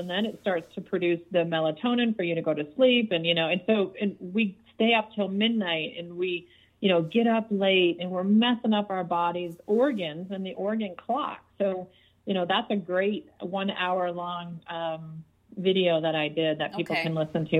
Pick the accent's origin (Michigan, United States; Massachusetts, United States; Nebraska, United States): Michigan, United States; Detroit; I grew up in Detroit